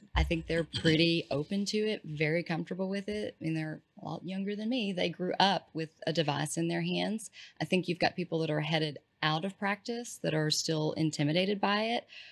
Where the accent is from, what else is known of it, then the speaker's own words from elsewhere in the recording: East Texas, United States; I'm from East Texas